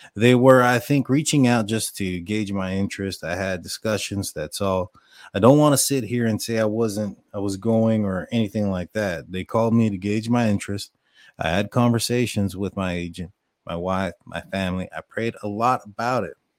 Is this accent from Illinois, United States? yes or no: no; Texas, United States; you guys probably can hear in my, my accent, it's I'm, I'm from, I'm from Texas